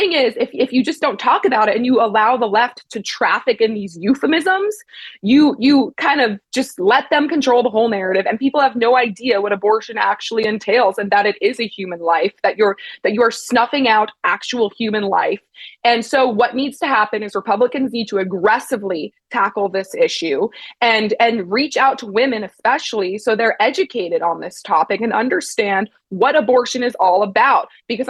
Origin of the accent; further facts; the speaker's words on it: East Coast, United States; I have a lot of friends, you know, I'm from the East Coast.